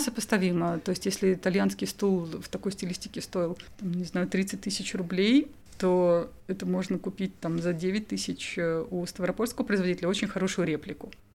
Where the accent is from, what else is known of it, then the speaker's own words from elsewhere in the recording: Kaluga, Kaluga Oblast, Russia; я из Калуги